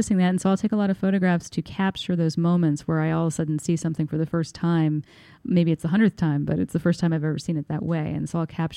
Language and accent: English; Bloomington, Indiana, United States; moved away as an adult; now in New York, United States; I'm from Bloomington, Indiana, which is a lovely town in southern Indiana.